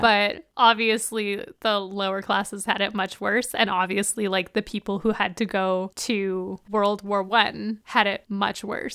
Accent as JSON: {"language": "English", "country": "Canada", "said": "we're Canadian"}